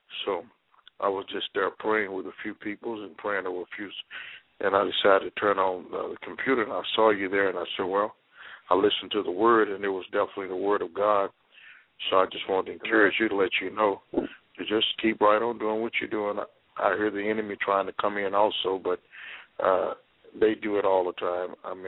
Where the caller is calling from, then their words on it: Houston, Texas, United States; I'm calling out of Houston, Texas.